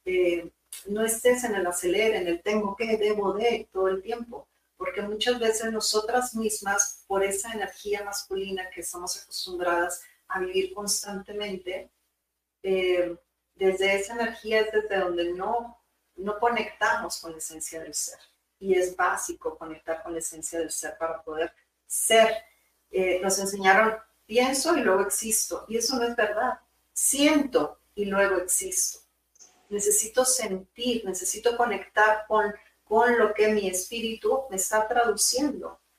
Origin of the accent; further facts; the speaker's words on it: Monterrey, Nuevo León, Mexico; Saludos, de allá vengo de Monterrey.